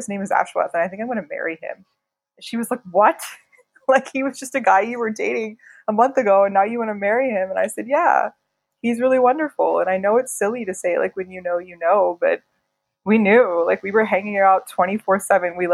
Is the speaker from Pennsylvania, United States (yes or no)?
yes; Pittsburgh, Pennsylvania, United States; moved away as an adult; also born or lived in New York, United States; now in New Delhi, India; I grew up in Pittsburgh, Pennsylvania